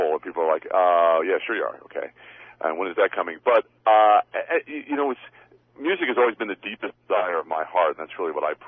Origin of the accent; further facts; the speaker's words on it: Long Island, New York, United States; moved away as an adult; now in Sherman Oaks, Los Angeles, United States; I'm from Long Island, New York